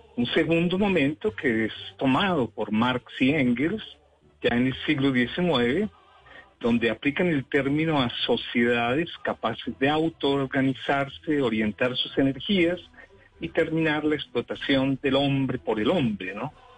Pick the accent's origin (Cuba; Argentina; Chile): Cuba